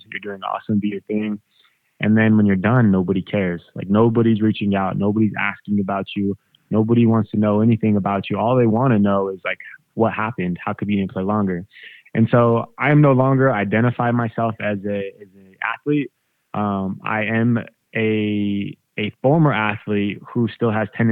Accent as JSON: {"language": "English", "region": "Colorado", "country": "United States", "tie": "born or raised there", "said": "I grew up in Colorado"}